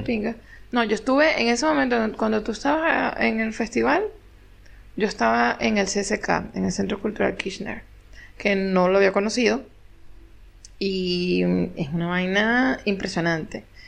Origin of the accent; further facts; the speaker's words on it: Venezuela; moved away as an adult; now in Argentina; soy venezolana